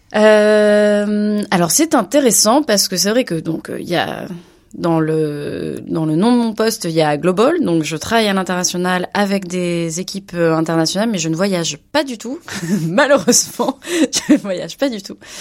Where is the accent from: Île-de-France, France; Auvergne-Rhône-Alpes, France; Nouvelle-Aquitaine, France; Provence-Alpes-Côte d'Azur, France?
Nouvelle-Aquitaine, France; Bordeaux; moved away as an adult; now in Barcelona, Spain; je viens de Bordeaux, mais j'habite euh, donc euh, en Espagne à Barcelone